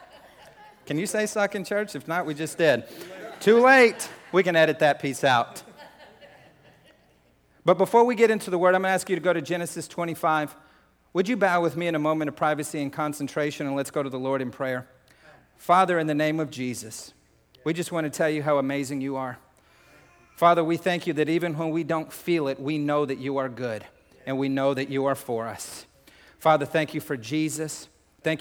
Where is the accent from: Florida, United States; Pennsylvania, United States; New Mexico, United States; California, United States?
New Mexico, United States; I'm like, New Mexico